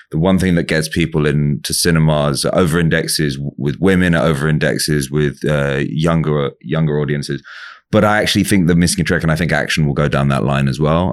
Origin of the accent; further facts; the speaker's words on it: England, United Kingdom; I'm from England